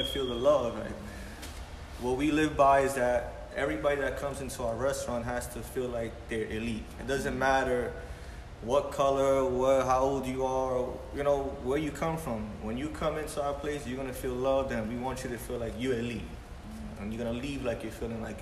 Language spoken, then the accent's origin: English; Brooklyn, New York, United States; We really from here